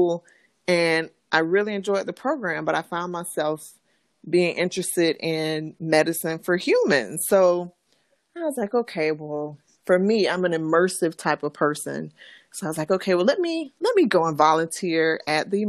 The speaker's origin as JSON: {"language": "English", "town": "South Bay", "region": "Florida", "country": "United States", "tie": "born or raised there", "also_born_or_lived": "Tallahassee, Florida", "said": "I'm from actually a small city called South Bay. It's in Florida, Western Palm Beach County. Mm-hmm. And so, yes, I grew up in South Florida."}